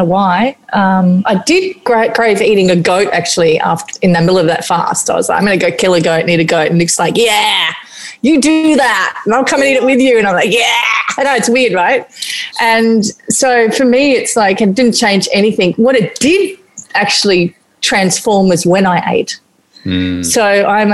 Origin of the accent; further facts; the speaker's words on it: Papua New Guinea; moved away; growing up in New Guinea and eating a lot of fermented fish